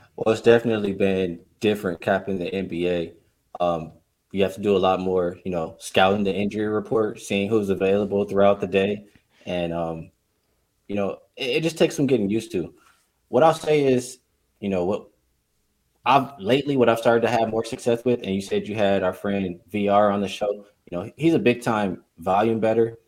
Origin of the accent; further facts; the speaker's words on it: Los Angeles, California, United States; I'm born and raised in Los Angeles